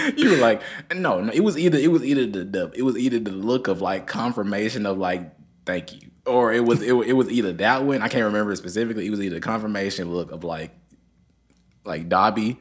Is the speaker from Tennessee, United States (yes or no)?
yes; Memphis, Tennessee, United States; also born or lived in Germantown, Tennessee; I came from Memphis City. That's where I came from